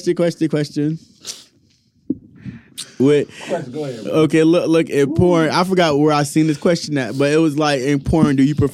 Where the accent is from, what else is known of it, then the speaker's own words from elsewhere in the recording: Naples, Florida, United States; I'm from Naples. All that shit is very much fucking normal.